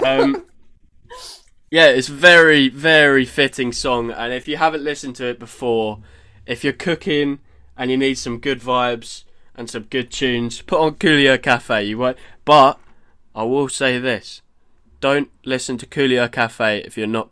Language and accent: English; Stevenage, East of England, United Kingdom; also born or lived in Brighton; I live in Stevenage. It is a shithole. However, I've grown up here. I've grown up here for some